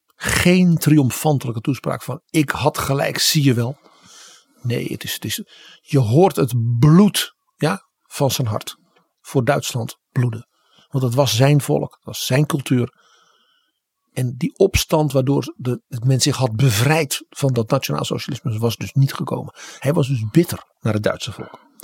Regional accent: Netherlands

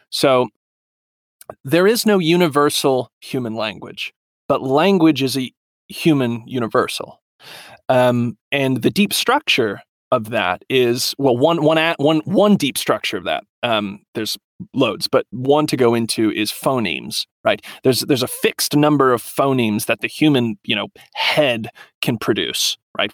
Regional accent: Southern Appalachia, United States; Southern Appalachian, like where I'm from, Southern Appalachian is an American culture

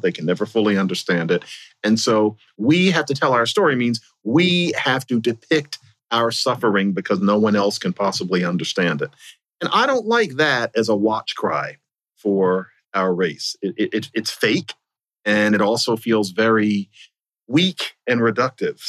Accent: Philadelphia, Pennsylvania, United States; my hometown of Philadelphia

